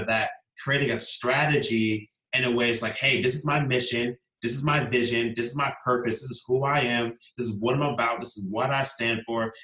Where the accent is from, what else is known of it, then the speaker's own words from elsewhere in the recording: Virginia Beach, Virginia, United States; I grew up in Virginia Beach, Virginia, here in the United States